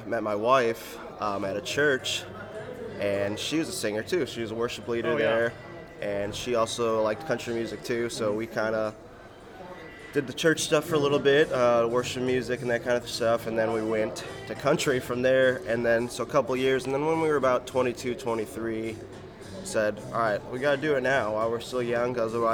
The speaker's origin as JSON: {"language": "English", "town": "Toledo", "region": "Ohio", "country": "United States", "tie": "born or raised there", "said": "So I started going to the University of Toledo, my hometown."}